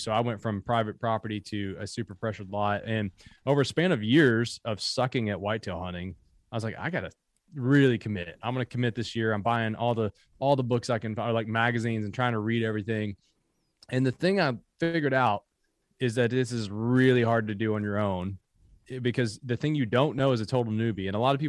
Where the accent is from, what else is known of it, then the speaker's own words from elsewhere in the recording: Kentucky, United States; also born or lived in Harlan County, Kentucky; I mean, I grew up in Appalachia. So born in Harlan County, grew up in Bell County, Kentucky.